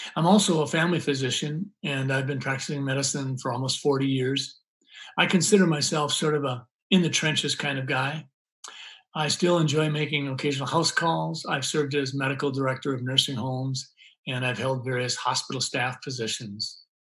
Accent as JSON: {"language": "English", "town": "Sleepy Eye", "region": "Minnesota", "country": "United States", "tie": "born or raised there", "said": "I grew up in Sleepy Eye, Minnesota, a little town in southern Minnesota"}